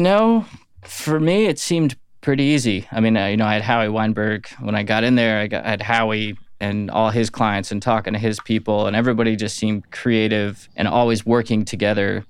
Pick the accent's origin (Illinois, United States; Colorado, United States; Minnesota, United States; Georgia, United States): Georgia, United States; Atlanta; also born or lived in Florida / Phoenix / Los Angeles / Michigan; now in Nashville, United States; I did most of my young upbringing in Atlanta